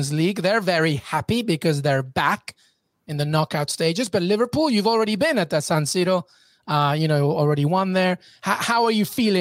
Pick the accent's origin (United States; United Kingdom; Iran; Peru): Peru; I'm Peruvian, so I'm South American